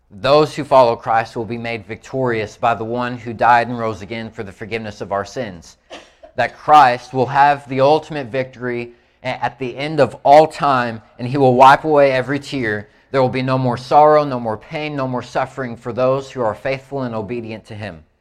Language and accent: English; Indiana, United States; Like I, I'm from Indiana, so I had to think about it some.